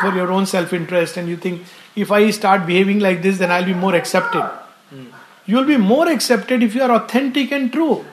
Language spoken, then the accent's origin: English; India